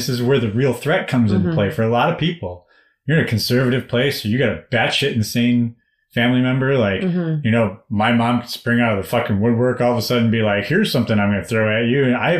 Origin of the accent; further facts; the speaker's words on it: United States; my father's Indian, my mother's Irish, and I'm American